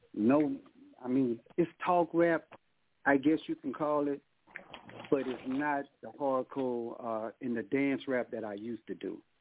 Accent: Baton Rouge, Louisiana, United States; now in Houston, United States; I'm from Baton Rouge, Louisiana. I'm living in Houston right now.

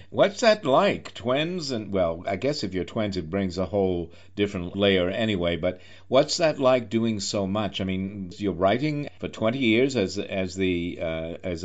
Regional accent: New York, United States; as a New Yorker

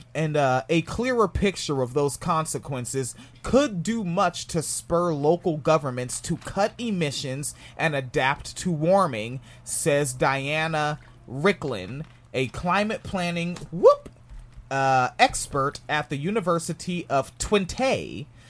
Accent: New Jersey, United States; moved away; also born or lived in Orange County, Florida; I was born in New Jersey in Orange County

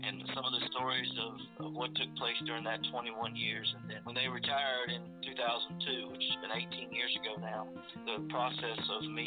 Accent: Virginia, United States; growing up in Virginia

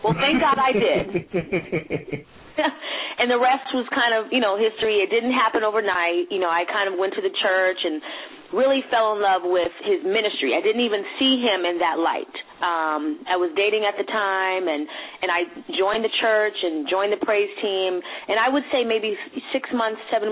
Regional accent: Boston, Massachusetts, United States; now in Atlanta, United States; I was born and raised in Roxbury, Massachusetts

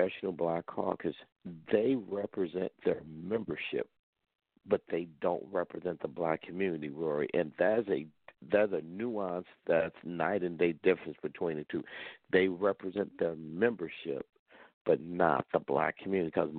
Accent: St. Louis, Missouri, United States; moved away as an adult; now in Washington, D.C., United States; the way I grew up back in St. Louis.

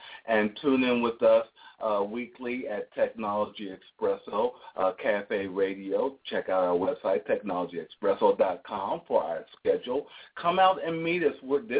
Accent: Philadelphia, Pennsylvania, United States; now in Atlanta, United States; because I'm from Philadelphia.

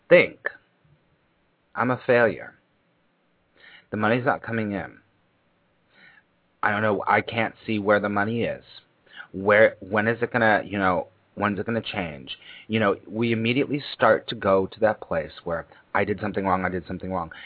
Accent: Los Angeles, California, United States; now in New York, United States; I moved to New York, because I grew up in Los Angeles

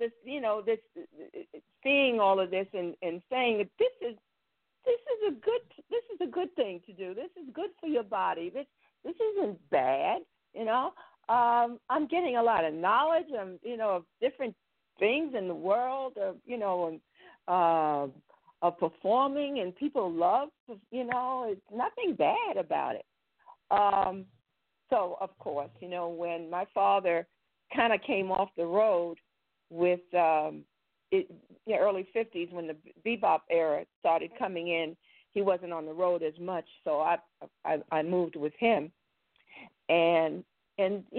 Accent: New York City, New York, United States; moved away; also born or lived in Paris; I was born in Brooklyn.

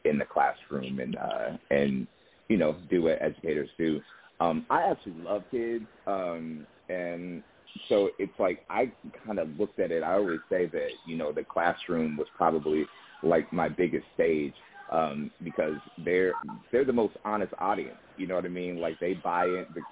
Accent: Indianapolis, Indiana, United States; moved away as an adult; also born or lived in Seattle; I'm from Indianapolis, Indiana, and I did theater in high school. And, you know, growing up in Indiana

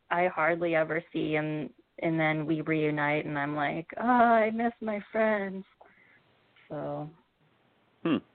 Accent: Midwest, United States; growing up in the Midwest, especially, um, you're kind of like you.

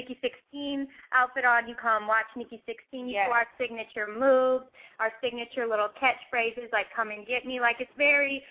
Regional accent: St. Louis, Missouri, United States; I'm from St. Louis

